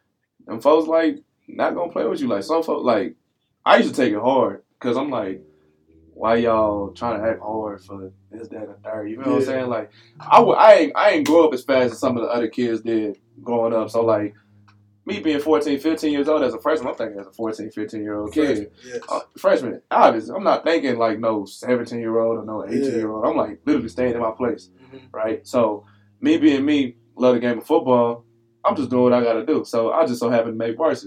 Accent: Memphis, Tennessee, United States; I was raised in Memphis.

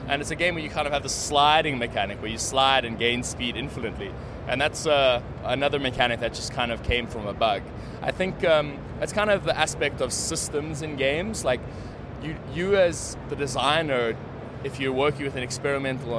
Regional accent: South Africa; I'm South African.

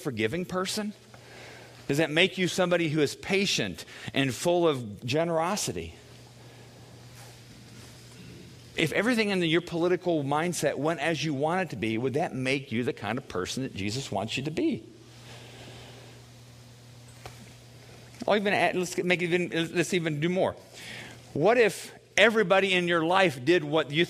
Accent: United States; I was born in America. I'm proud to be an American.

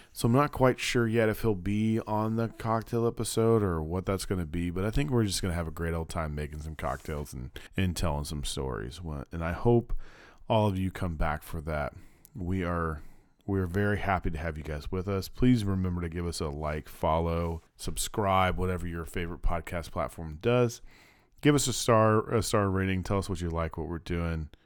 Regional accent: Kansas, United States; now in Little Rock, United States; I'm growing up in Kansas

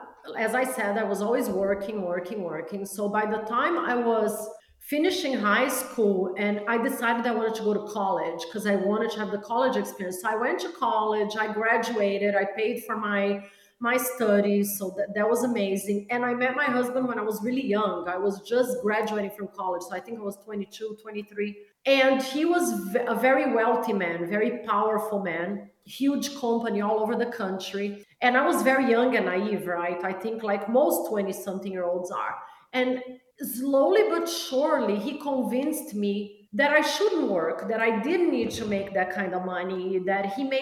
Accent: Brazil; born there; Yeah, my mom was Brazilian, so I was born in Brazil.

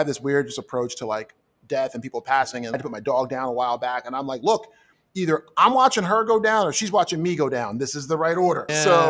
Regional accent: New Jersey, United States; I grew up in South Jersey, lower middle class, mother and father kind of thing.

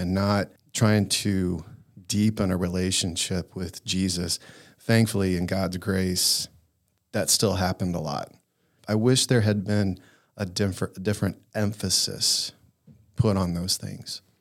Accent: the Bible Belt, United States; growing up in the Bible Belt

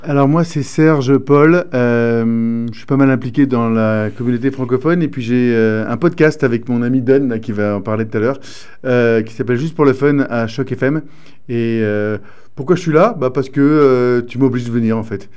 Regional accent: Iran; Je suis né en Iran

